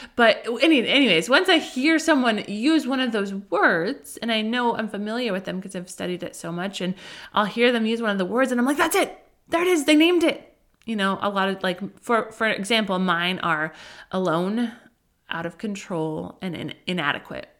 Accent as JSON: {"language": "English", "region": "Colorado", "country": "United States", "tie": "born or raised there", "moved": "yes", "lives_now": "Southern California, United States", "said": "I grew up in Colorado"}